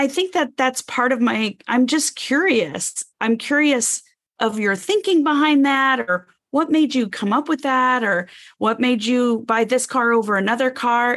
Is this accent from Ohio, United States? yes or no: no; Arizona, United States; I grew up in Arizona and lived with my mom and stepdad